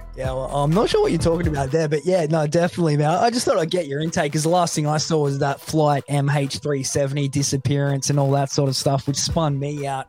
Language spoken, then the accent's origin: English; Australia; where I grew up in the middle of nowhere, Australia